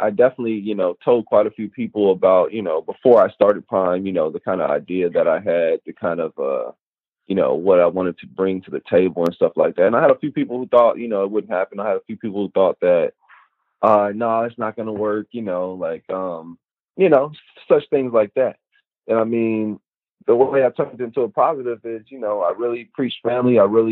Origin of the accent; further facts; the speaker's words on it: Tyrone, Georgia, United States; from where I'm from Tyrone, Georgia